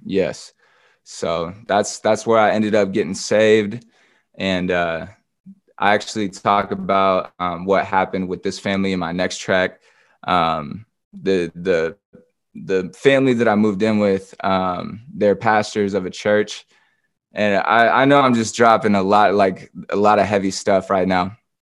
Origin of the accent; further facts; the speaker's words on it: Grants Pass, Oregon, United States; also born or lived in Portland, Oregon; now in Atlanta, United States; I was born and raised in Grants Pass, Oregon.